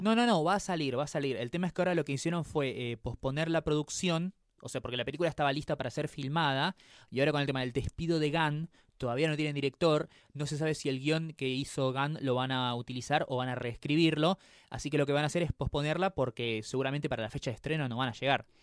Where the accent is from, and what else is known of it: Argentina